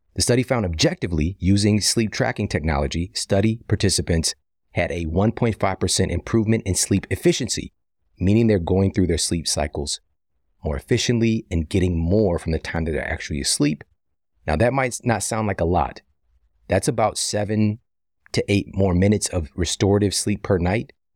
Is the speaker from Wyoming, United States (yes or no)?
no; St. Louis, Missouri, United States; I'm from Missouri, from yeah. St. Louis